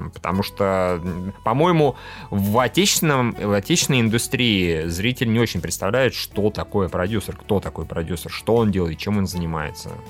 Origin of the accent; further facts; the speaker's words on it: Vorkuta, Komi Republic, Russia; вообще из Воркуты